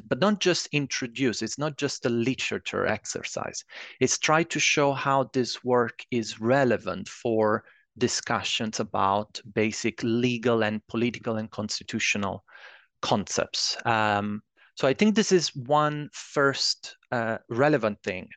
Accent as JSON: {"language": "English", "country": "Italy", "also_born_or_lived": "Edinburgh, Scotland", "moved": "as an adult", "said": "I'm originally from Italy"}